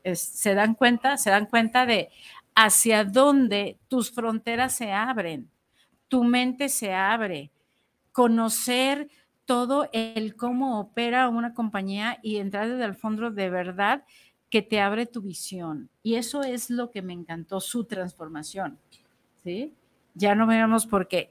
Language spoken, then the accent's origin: Spanish; Mexico; nosotros que lo tenemos aquí como mexicanos